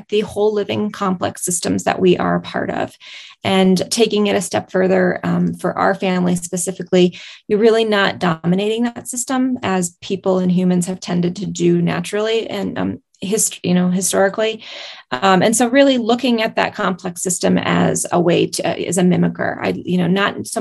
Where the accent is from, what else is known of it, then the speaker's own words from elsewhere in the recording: Tom Miner Basin, Montana, United States; I am from Tom Minor Basin, Montana